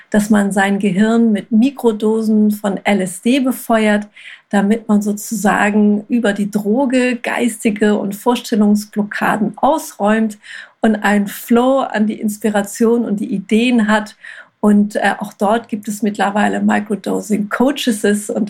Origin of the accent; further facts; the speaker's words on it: Hamburg, Germany; Ich komme aus Hamburg.